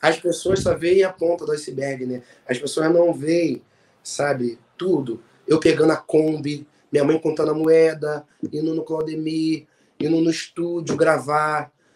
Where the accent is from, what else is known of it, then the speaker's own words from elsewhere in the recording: Rio de Janeiro, Brazil; A … é uma cantora lá do meu bairro, de Marechal Hermes